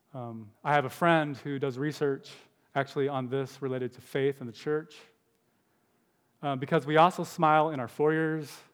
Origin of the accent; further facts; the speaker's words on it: United States; Americans smile a lot